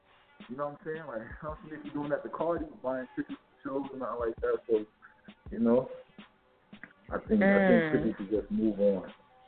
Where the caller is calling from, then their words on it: New York City, New York, United States; I'm calling from Brooklyn.